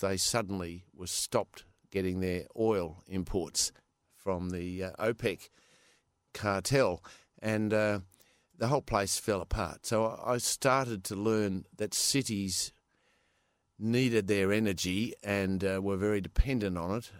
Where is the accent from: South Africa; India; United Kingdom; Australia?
Australia; Perth, Western Australia; also born or lived in California; I was born in Perth.